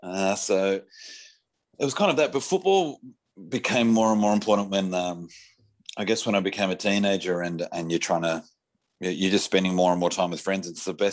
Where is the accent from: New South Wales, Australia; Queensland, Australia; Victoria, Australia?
New South Wales, Australia; Sydney; Born and bred in Balmain.